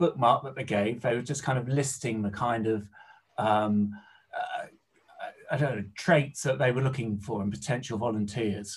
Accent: Oxford, South East England, United Kingdom; also born or lived in Liverpool; I was a Samaritan back in my hometown in Oxford

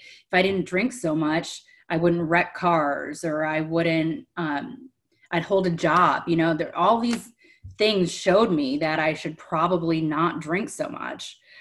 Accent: Cleveland, Ohio, United States; moved away; also born or lived in Delray Beach, Florida; I'm from Cleveland, Ohio. I grew up in a dysfunctional home

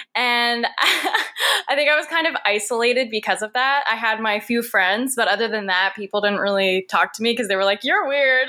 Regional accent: Sault Ste. Marie, Ontario, Canada; now in Toronto, Canada; I was born in Sault Ste. Marie, Ontario. It's a little small northern town

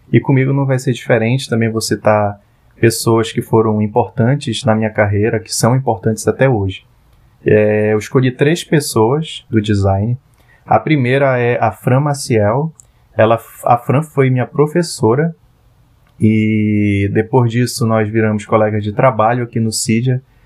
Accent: Parintins, Amazonas, Brazil; moved away as an adult; now in Manaus, Brazil; eu sou parintinense, eu nasci em Parintins. Parintins é uma ilha localizada no interior do Amazonas. E eu vivi 17 anos da minha vida lá

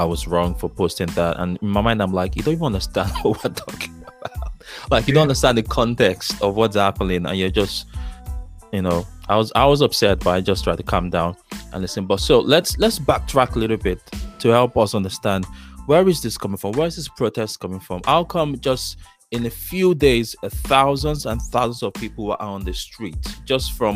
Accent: Lagos, Nigeria; moved away as an adult; now in United States; I grew up in Lagos

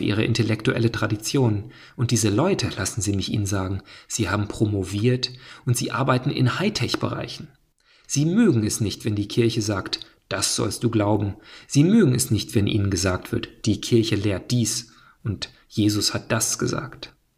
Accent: United States; ich bin Amerikaner, ich bin offensichtlich kein Deutscher

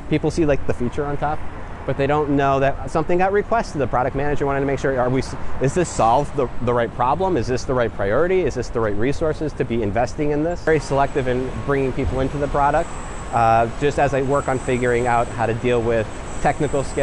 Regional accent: Western Massachusetts, United States; now in New York City, United States; I was born in Western Massachusetts. If you're familiar with things like Tanglewood and the Berkshires, that's my area

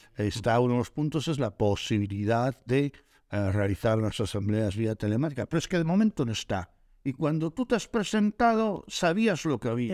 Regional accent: Galicia, Spain; los dos polos motores de nuestra comunidad está en Vigo y está en La Coruña

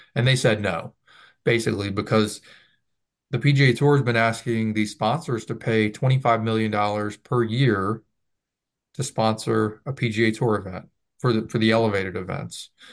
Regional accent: the South, United States; I grew up in the South

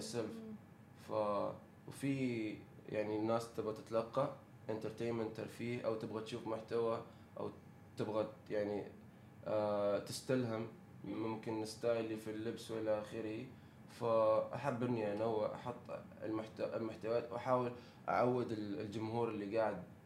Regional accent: United Arab Emirates; عندنا في الامارات

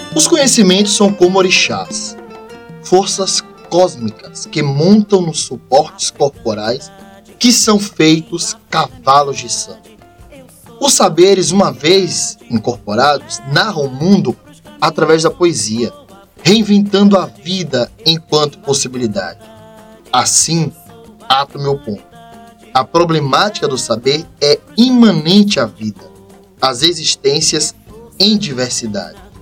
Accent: Jacobina, Bahia, Brazil; sou natural da cidade de Jacobina, Bahia, interior aqui da Bahia, mas o interior que eu sou muito apaixonado, pois é o lugar que me deu toda a criação

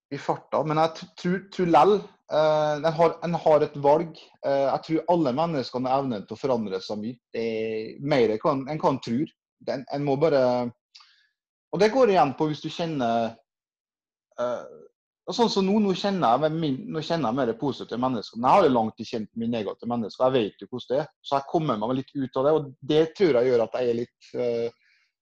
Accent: Kristiansund, Møre og Romsdal, Norway; now in Trondheim, Norway; Så er jeg fra Kristiansund opprinnelig og bor i Trondheim

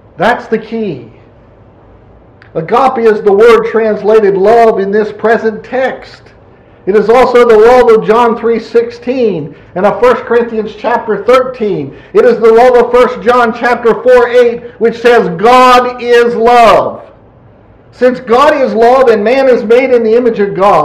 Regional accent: Pennsylvania, United States; moved away; I'm from Pennsylvania

